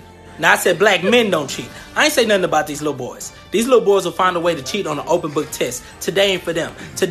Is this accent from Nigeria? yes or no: yes; Nigeria; I'm so damn faithful, people are surprised that I'm Nigerian.